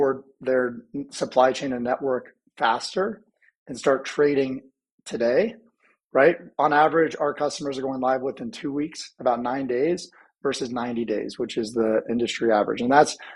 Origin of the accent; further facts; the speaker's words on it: Indianapolis, Indiana, United States; I grew up in the Midwest, grew up in Indianapolis.